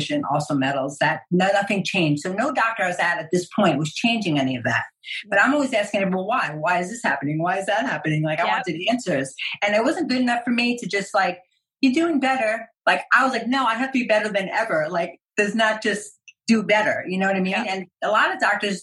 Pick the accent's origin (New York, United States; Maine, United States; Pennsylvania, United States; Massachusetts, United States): New York, United States; I'm Italian, I'm from New York.